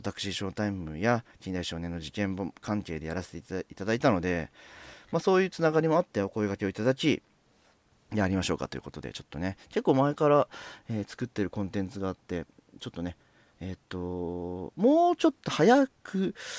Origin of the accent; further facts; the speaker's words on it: near the Saitama border, Tokyo, Japan; 僕は東京都なんですけれども本当埼玉県と東京都の境ぐらいに住んでいてで西武池袋線という沿線で、えー、ずっとこう、まあ、生まれてからこの方ずっとそこでその地で暮らしている